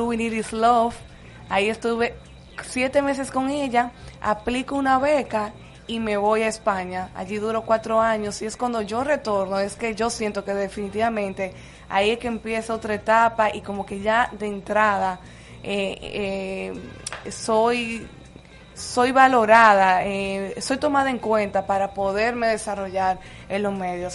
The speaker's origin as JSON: {"language": "Spanish", "region": "San Pedro de Macorís", "country": "Dominican Republic", "tie": "born or raised there", "also_born_or_lived": "Madrid", "moved": "as an adult", "lives_now": "Santo Domingo, Dominican Republic", "said": "Yo soy Petro Macorizana, mm. serie 23. Llegué a Santo Domingo hace exactamente 16 años."}